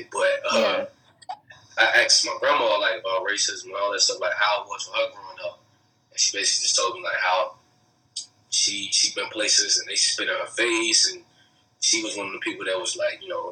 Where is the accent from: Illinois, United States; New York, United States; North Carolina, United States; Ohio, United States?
North Carolina, United States; I was born in North Carolina